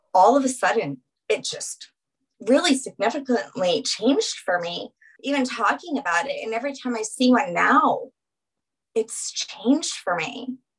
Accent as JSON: {"language": "English", "region": "Louisiana", "country": "United States", "moved": "yes", "lives_now": "Colorado, United States", "said": "I live in Colorado, but because I'm from Louisiana, I've always had like this desire to go back there and it is my home and my love."}